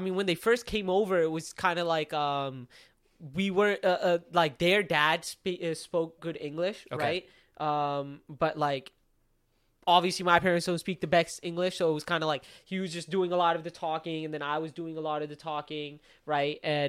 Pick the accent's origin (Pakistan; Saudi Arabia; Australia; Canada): Pakistan; simply because it was, like, the guy Turkish and we're Pakistani.